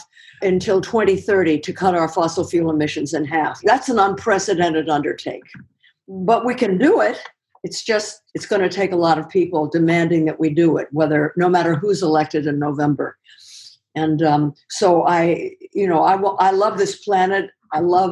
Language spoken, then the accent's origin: English; Los Angeles, California, United States; moved away; I grew up in Los Angeles, starting in the late 30s, and then moved back here